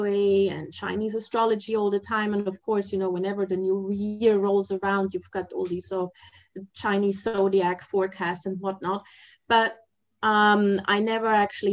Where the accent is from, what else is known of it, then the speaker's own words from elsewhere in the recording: Germany; moved away as an adult; also born or lived in Asia / mainland China; I'm originally from Germany, but I've spent the past 30 years in Asia.